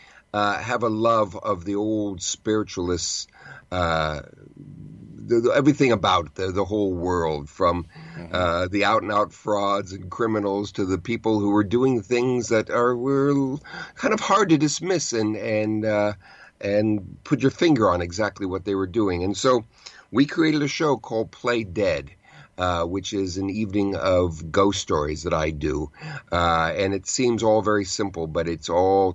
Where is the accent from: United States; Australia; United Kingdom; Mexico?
United States; Southern California; also born or lived in New York City; now in New York, United States; I grew up in Southern California